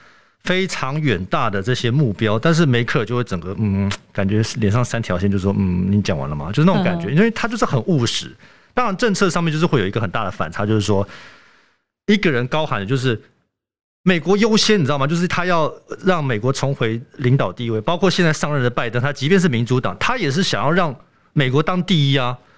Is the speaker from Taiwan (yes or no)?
yes; Taiwan; also born or lived in Bonn, Germany; 因为我八岁的时候离开德国，然后搬回台湾嘛。